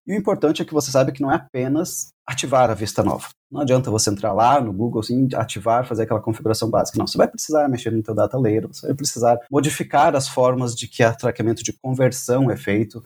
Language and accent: Portuguese; Brazil; Nós somos brasileiros